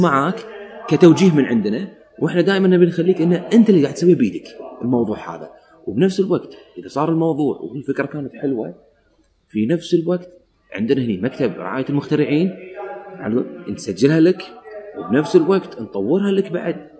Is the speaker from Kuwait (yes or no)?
yes; Kuwait; عندنا في الكويت